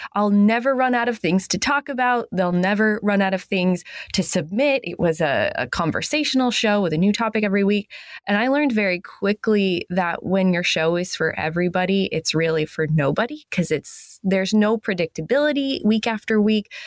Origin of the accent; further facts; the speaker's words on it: New England, United States; I'm from New England. I live in Maine.